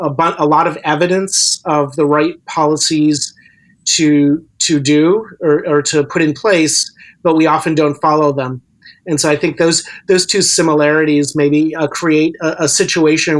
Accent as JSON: {"language": "English", "town": "Chicago", "region": "Illinois", "country": "United States", "tie": "born or raised there", "also_born_or_lived": "Wisconsin", "moved": "as an adult", "lives_now": "Vancouver, Canada", "said": "I was born and raised in Chicago area, but I lived in Wisconsin for a decade"}